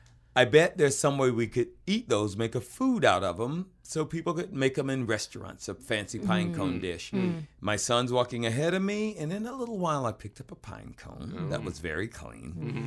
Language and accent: English; the South, United States; I'm from the South.